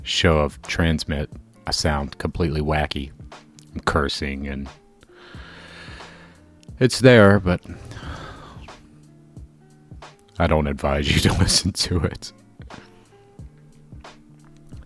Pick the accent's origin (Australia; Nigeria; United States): United States; the South; accent: southern drawl; now in Chicago, United States; I am from the South, and I love being in the South.